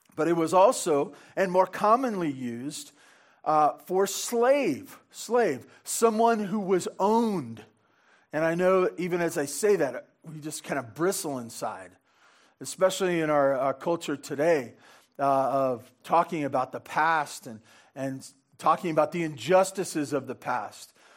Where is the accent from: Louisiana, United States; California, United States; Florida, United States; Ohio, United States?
California, United States; Santa Barbara; growing up in Santa Barbara on the wrong side of the freeway